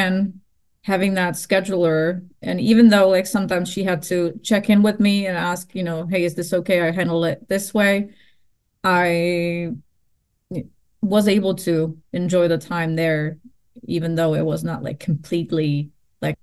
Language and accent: English; Prague, Czechia; moved away; Prague because that is my hometown